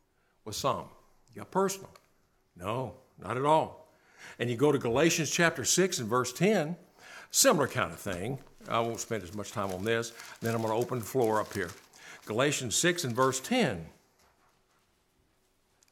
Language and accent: English; Bowling Green, Kentucky, United States; As a kid growing up in Bowling Green, Kentucky